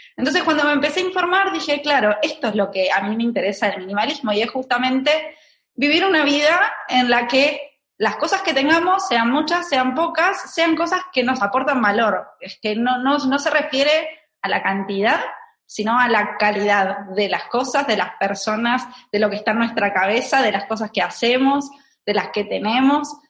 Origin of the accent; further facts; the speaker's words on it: Argentina; moved away as an adult; now in Barcelona, Spain; nací en Argentina, tengo 34 años. Eh, en este momento estoy viviendo en Barcelona